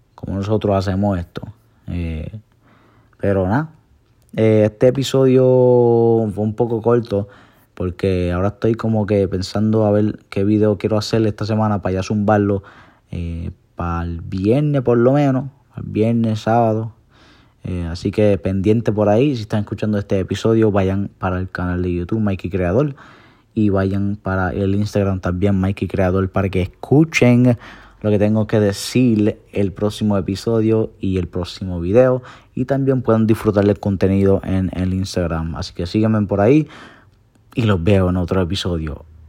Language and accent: Spanish; Puerto Rico; soy boricua